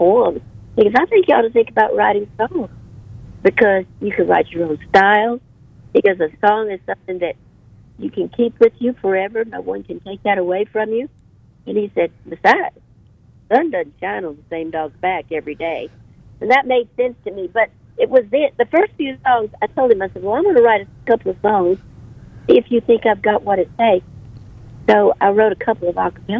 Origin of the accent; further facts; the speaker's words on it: Memphis, Tennessee, United States; I was born and raised in Memphis, Tennessee